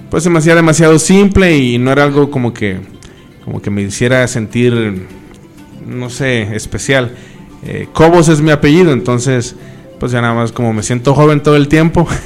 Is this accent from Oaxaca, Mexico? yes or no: no; Veracruz, Mexico; Bueno, pues yo soy, bueno, no jarocho, pero sí del estado, ¿no? 100%. Eh, vine a vivir aquí a Cuatza hace ya muchos años